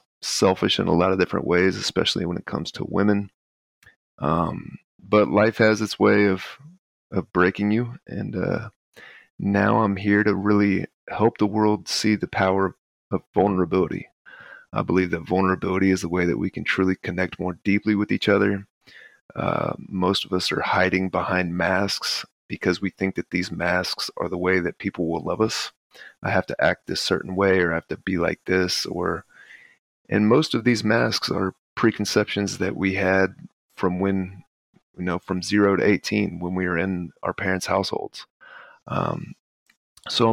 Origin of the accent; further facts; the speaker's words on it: Texas, United States; also born or lived in Baton Rouge, Louisiana; I was born in Baton Rouge, but I grew up in Texas